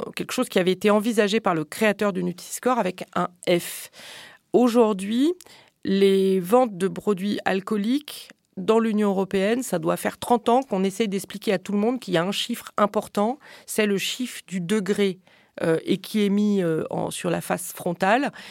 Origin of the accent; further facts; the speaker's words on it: France; je suis française